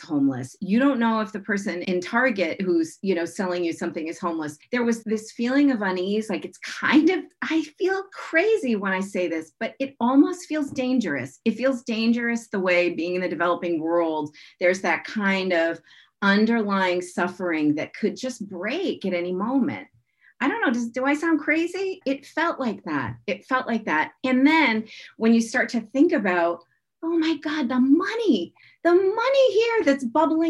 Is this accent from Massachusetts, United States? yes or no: yes; Brockton, Massachusetts, United States; I grew up in my hometown of Brockton, Mass